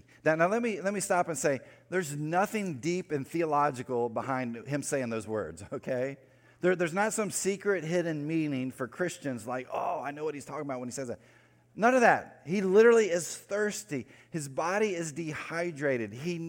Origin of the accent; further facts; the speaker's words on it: North Carolina, United States; Especially if you're from the area I grew up in North Carolina, the western part